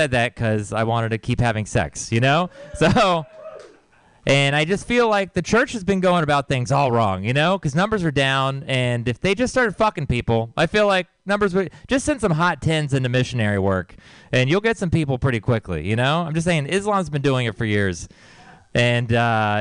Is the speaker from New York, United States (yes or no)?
no; Texas, United States; moved away; I grew up in Texas, so you might know it's like a really religious place